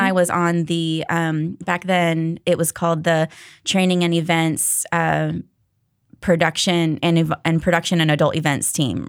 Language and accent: English; Daytona Beach, Florida, United States; moved away; I grew up in Daytona Beach at First Baptist Daytona